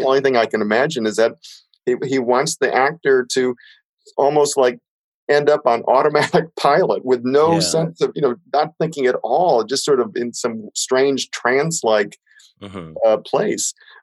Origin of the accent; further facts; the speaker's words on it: Belleville, Illinois, United States; I'm growing up in a small town in Southern Illinois